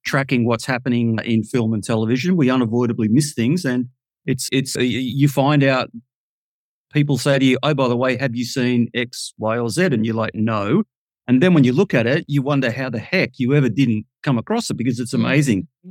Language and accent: English; Melbourne, Victoria, Australia; I come from Melbourne in Australia, Victoria